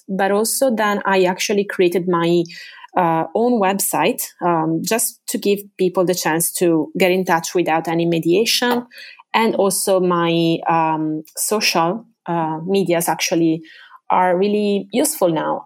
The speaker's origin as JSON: {"language": "English", "town": "Venice", "region": "Veneto", "country": "Italy", "tie": "born or raised there", "second_language": "English", "said": "I am originally from Venice. Uh, I was born in the northern district of the city, Canaleggio"}